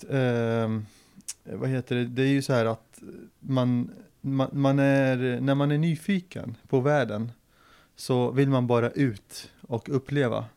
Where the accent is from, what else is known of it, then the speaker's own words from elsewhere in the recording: Linköping, Östergötland, Sweden; also born or lived in Syria; Och eh, jag är ju född i Syrien eh, och kom till Sverige 98. Då var jag 10-11 år. Eh, direkt till Linköping faktiskt, för pappas släkt var här och hade samlat sig i Linköping. Och eh, så eh, växte jag upp i Linköping ända fram till gymnasiet.